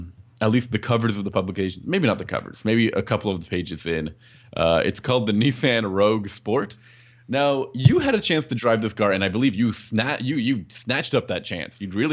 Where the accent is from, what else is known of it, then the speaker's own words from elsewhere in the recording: Canada; We are both from Canada. We have a great sense of humor.